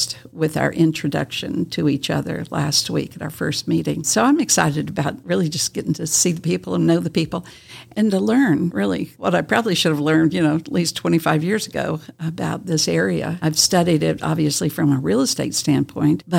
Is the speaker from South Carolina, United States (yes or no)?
yes; South Carolina, United States; moved away as an adult; also born or lived in California; now in Kingsport, United States; I'm a Southern girl. I grew up in South Carolina